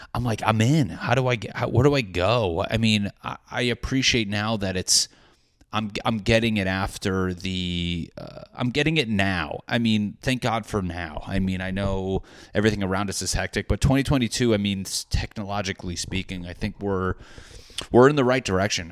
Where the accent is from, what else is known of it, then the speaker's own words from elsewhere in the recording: New England, United States; I'm a guy from New England.